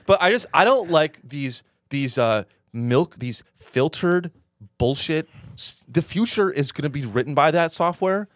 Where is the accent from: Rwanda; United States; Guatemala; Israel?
United States; San Francisco Bay Area, California; I'm from the Bay Area.